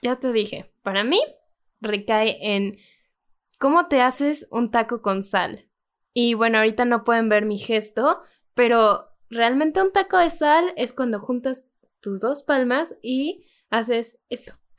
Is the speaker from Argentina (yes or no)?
no; Mexico; soy, escritora mexicana